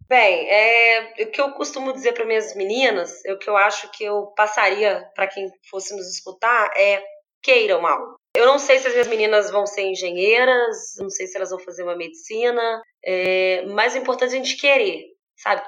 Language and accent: Portuguese; Volta Redonda, Rio de Janeiro, Brazil; sou de Volta Redonda, tenho uma siderúrgica muito expressiva